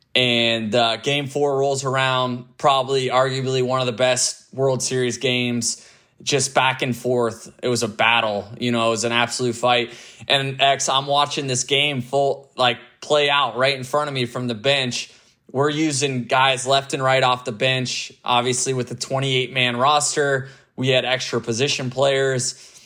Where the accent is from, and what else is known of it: Tampa Bay, Florida, United States; born or raised there